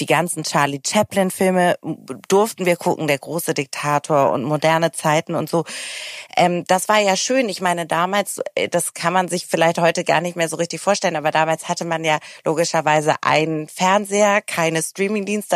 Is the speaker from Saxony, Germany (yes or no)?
no; Hamburg, Germany; Ich komme ja auch aus Hamburg